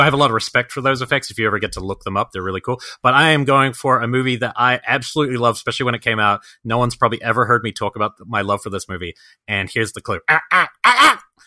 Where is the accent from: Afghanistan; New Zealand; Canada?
New Zealand; Wellington; born or raised there